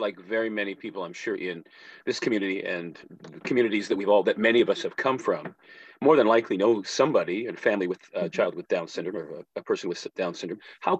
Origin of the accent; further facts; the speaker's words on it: Hamilton, Ontario, Canada; I grew up in Hamilton, very close to where you come from.